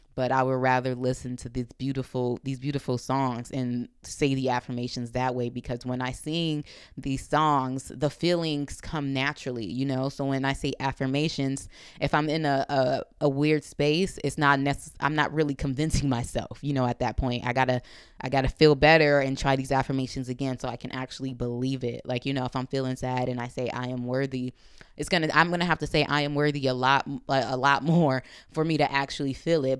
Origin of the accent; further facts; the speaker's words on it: Compton, California, United States; I'm coming from Compton